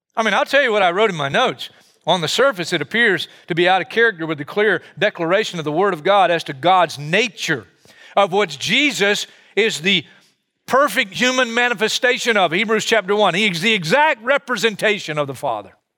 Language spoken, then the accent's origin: English; United States; I'm an American just like you, and I grew up here